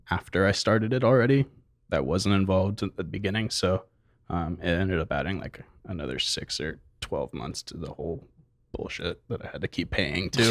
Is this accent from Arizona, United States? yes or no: yes; Mesa, Arizona, United States; also born or lived in Chandler, Arizona / Oregon; Mesa and Chandler were, like, the main length